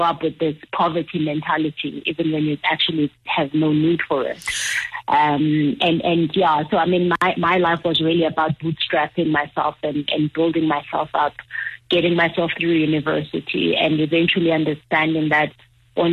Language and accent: English; Transkei, Eastern Cape, South Africa; moved away; also born or lived in Johannesburg, South Africa; when I grew up in the Transkei to ending up in Joburg